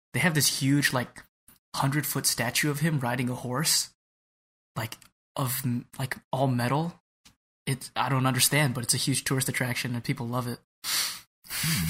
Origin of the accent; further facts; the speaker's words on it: California, United States; now in Chicago, United States; growing up in California